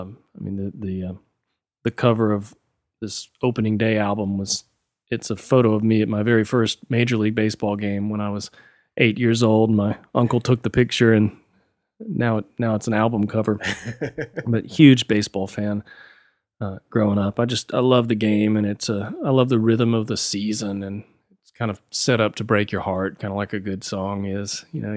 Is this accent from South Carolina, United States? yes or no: yes; Columbia, South Carolina, United States; also born or lived in Florence; I was born in Florence, South Carolina, and we moved around a good bit when I was a kid. My dad was a Methodist minister for a lot of my childhood, and so that means you move every couple of years. But spent more time in Columbia, South Carolina as a kid